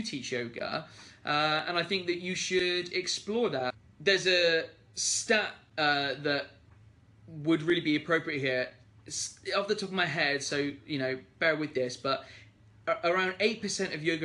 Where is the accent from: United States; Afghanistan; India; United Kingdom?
United Kingdom; being British